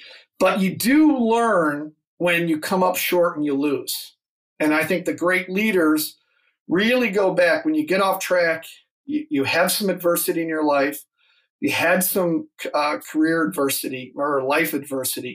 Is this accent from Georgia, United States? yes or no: no; Joliet, Illinois, United States; my days growing up in Joliet